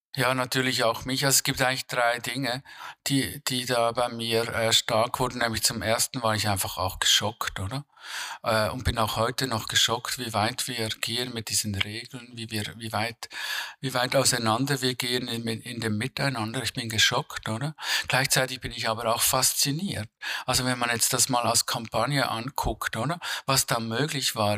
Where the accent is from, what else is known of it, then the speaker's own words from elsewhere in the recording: Switzerland; ich würde als Schweizer